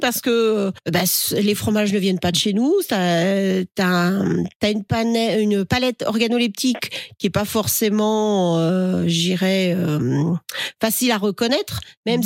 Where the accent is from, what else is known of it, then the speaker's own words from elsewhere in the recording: the West, western France, France; je viens de l'Ouest, hein, parce que j'ai été élevé au camembert